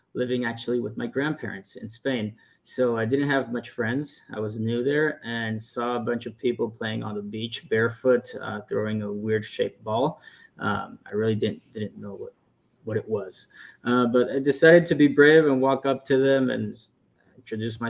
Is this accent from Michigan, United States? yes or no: no; El Paso, Texas, United States; moved away as an adult; also born or lived in Atlanta, Georgia; I grew up on the border between El Paso, Texas, and Mexico